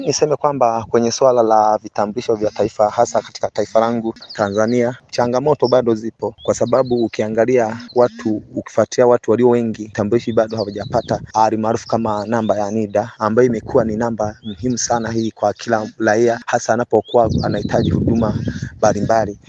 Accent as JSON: {"language": "Swahili", "country": "DR Congo", "said": "kutoka nchini DRC"}